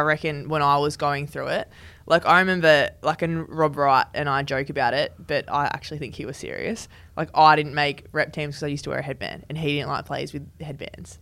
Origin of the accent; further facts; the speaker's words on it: New South Wales, Australia; moved away; also born or lived in Western Australia; I'm from New South Wales, so I know the New South Wales pathway pretty well.